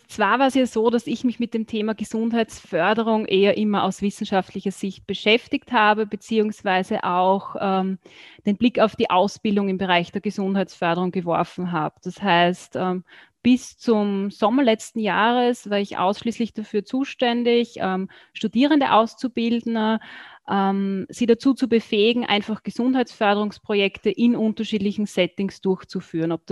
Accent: Burgenland, Austria; Ich komme aus Österreich, genauer gesagt aus dem Burgenland. Das ist so das östliche Bundesland von ähm, Österreich, wird auch so als das sonnigste Bundesland bezeichnet.

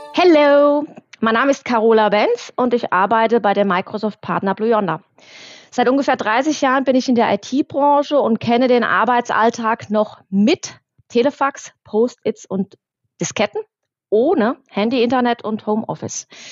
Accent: Germany; bei uns in Deutschland

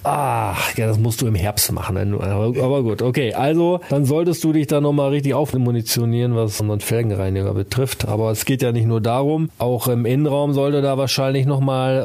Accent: Osnabrück area, Lower Saxony, Germany; das ist ja mein Gebiet. Ich komme ja auch aus der Ecke

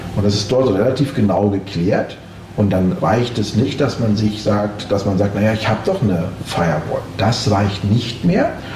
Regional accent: Austria; jetzt sind wir beide aus Österreich

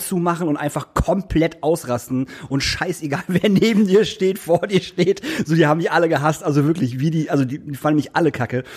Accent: Lingen, Lower Saxony, Germany; ich komme aus Lingen

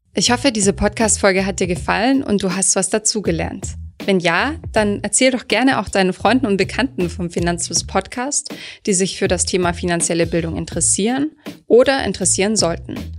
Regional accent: Germany; als Deutsche

